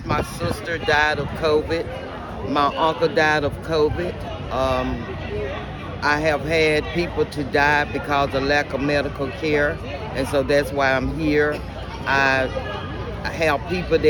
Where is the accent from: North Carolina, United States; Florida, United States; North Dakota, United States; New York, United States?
North Carolina, United States; Goldsboro; I'm from Goldsboro, North Carolina